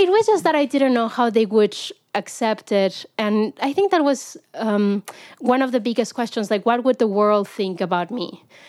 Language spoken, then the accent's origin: English; Mexico; moved away as an adult; now in United States; I grew up in Mexico